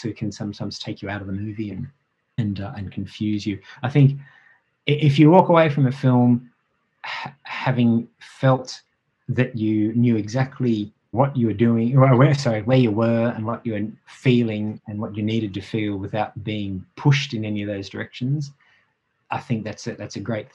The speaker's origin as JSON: {"language": "English", "country": "Australia", "said": "I'm an Australian"}